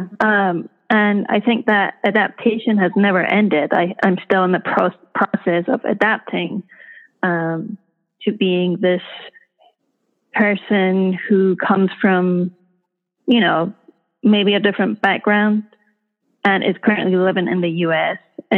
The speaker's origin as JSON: {"language": "English", "country": "Iran", "tie": "born or raised there", "moved": "yes", "said": "So growing up in Iran, I feel like I was very much influenced by my dad's perspective and how he sees the world. And it wasn't until I left Iran"}